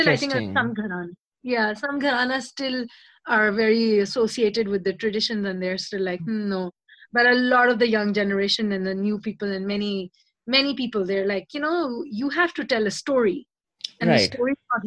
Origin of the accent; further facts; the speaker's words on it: Pakistan; now in Lyon, France; I have such a mixed history of being a Pakistani, learning from my Bengali Christian Hindu teacher in Pakistan